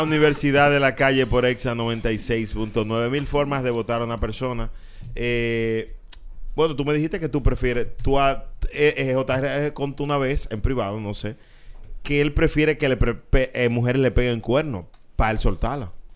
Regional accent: San Cristóbal, Dominican Republic; orgullo de mi pueblo

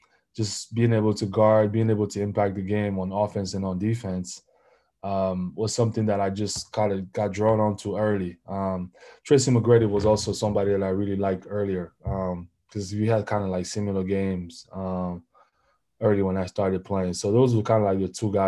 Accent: Cameroon; moved away; growing up in Cameroon, I played football, soccer, my whole life.

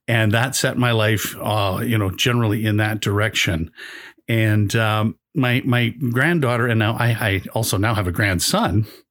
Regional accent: Calgary, Alberta, Canada; also born or lived in Toronto, Canada; now in Brampton, Canada; I grew up in a, uh, ca, a place called Calgary

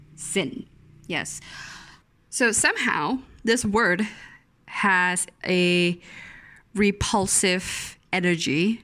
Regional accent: Malaysia; I'm very Malaysian

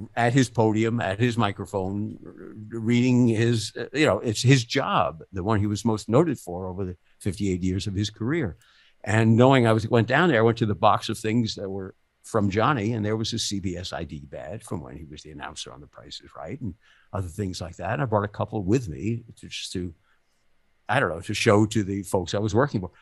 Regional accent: New York City, New York, United States; I grew up in the Bronx

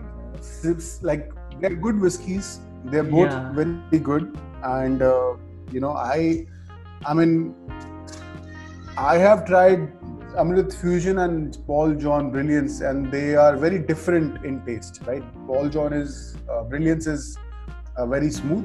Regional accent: Delhi, India; also born or lived in Punjab; I'm from Delhi and I'm a Punjabi guy

